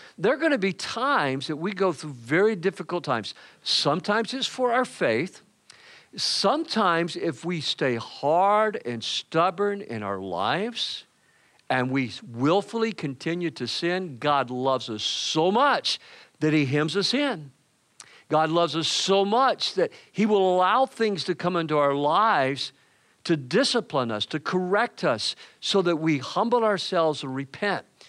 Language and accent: English; Georgia, United States; my home state of Georgia